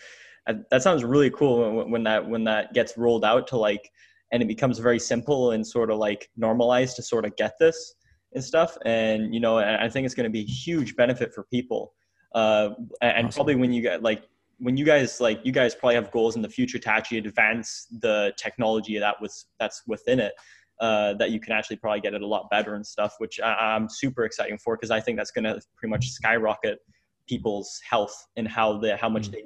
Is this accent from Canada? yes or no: yes; Canada; I'm from Canada